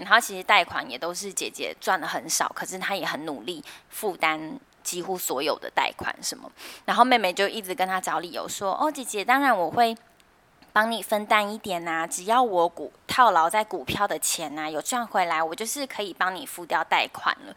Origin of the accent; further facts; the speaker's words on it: Taiwan; 我们台湾人